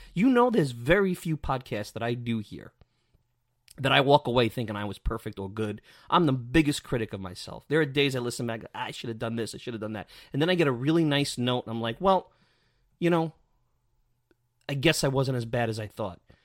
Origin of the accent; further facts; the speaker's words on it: New York City, New York, United States; me growing up in Bensonhurst, Brooklyn